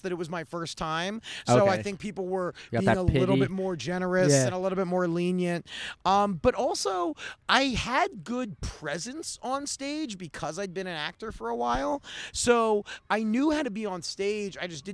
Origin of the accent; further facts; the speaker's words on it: Baltimore, Maryland, United States; moved away as an adult; also born or lived in Pittsburgh; now in Los Angeles, United States; I'm from Baltimore, went to school in Pittsburgh